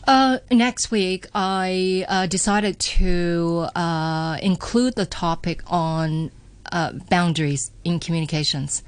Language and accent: English; Canada; moved away as an adult; Growing up in Canada